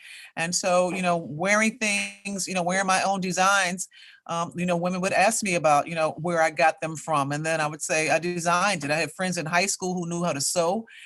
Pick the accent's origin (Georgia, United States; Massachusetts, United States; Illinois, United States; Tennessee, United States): Illinois, United States; Chicago; I grew up on the West Side of Chicago. I attended Chicago public schools.